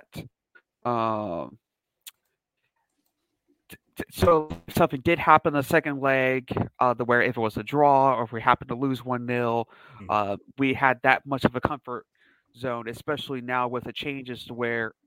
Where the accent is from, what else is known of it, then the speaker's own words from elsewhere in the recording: United States; as an American